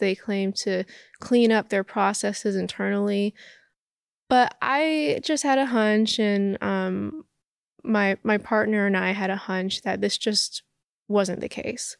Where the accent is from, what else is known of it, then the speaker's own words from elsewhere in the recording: Los Angeles, California, United States; I grew up in Hollywood.